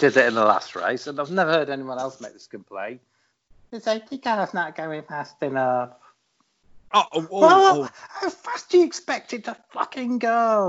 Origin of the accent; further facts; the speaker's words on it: United Kingdom; I'm British